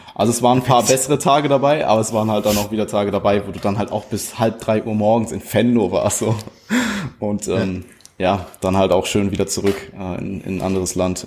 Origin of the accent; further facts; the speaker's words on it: Germany; Deutschland ist es, also so, da wo ich herkomme